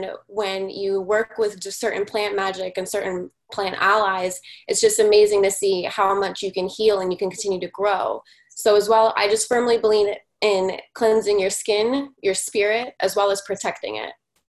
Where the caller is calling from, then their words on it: Florida, United States; I'm calling from South Florida